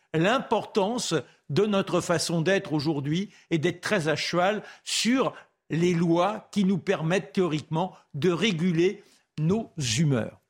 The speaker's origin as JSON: {"language": "French", "country": "France", "said": "je suis français"}